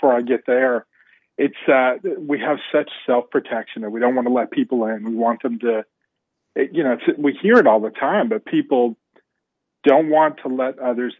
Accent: New Jersey, Pennsylvania, Northeast, United States; so I grew up in the Northeast, grew up in a, home mom and dad loved us, me and my brother, younger brother, 3 years younger than me. My dad died at a young age. Mom remarried, and we were in New Jersey, moved to Pennsylvania.

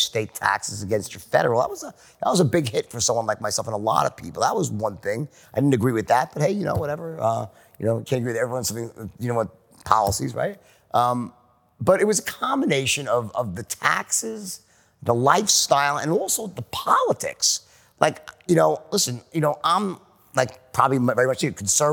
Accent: Long Island, New York, United States; moved away as an adult; also born or lived in Los Angeles; now in Miami, United States; we come from Long Island

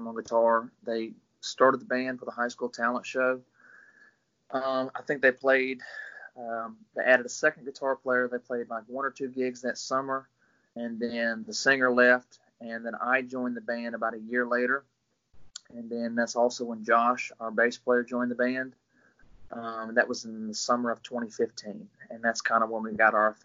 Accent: Greenville, Mississippi, United States; also born or lived in Gulfport, Mississippi; I'm originally from Greenville, Mississippi, the Delta

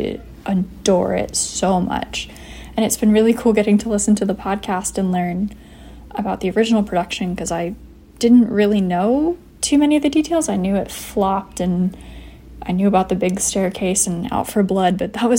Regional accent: Pennsylvania, United States; I'm from Pennsylvania

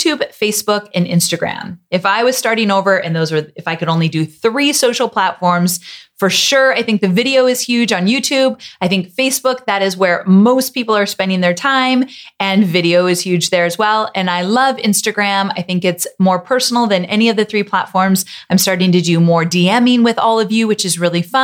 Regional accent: Yorba Linda, California, United States; in Yorba Linda, where I grew up in Orange County, California area

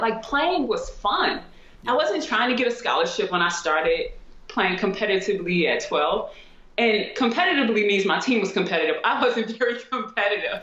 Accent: St. Louis, Missouri, United States; also born or lived in Germany; I'm from St. Louis

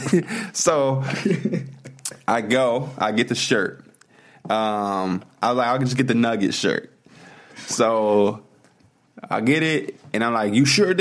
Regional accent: Chicago, Illinois, United States; we're from Chicago.

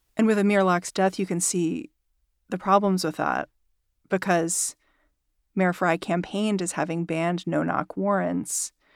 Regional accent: New York, United States; as a New Yorker

